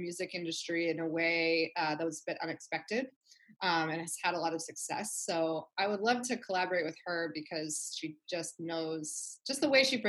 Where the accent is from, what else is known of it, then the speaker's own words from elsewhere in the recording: Wichita, Kansas, United States; moved away as an adult; now in Long Beach, United States; right now I live in Long Beach, but I grew up in Kansas. So I'm from Wichita, Kansas